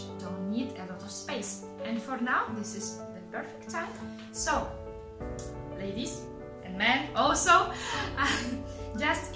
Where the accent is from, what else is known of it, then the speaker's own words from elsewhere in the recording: Russia; now in Molinella, Italy; from Russia